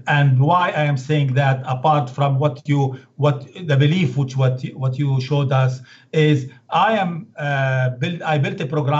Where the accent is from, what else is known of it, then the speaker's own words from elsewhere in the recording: Beirut, Beirut Governorate, Lebanon; English is a second language; You know, I come from Lebanon, Beirut, and now, believe it or not, I go and do yoga.